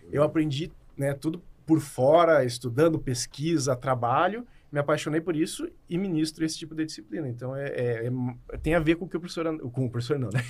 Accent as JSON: {"language": "Portuguese", "area": "Gaúcho", "region": "Rio Grande do Sul", "country": "Brazil", "said": "eu sou gaúcho"}